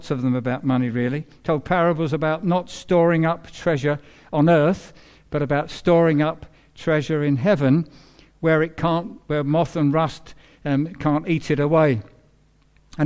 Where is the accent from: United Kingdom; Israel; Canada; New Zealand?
United Kingdom; England; So I'm an Englishman, but I'm a believer who happens to be an Englishman.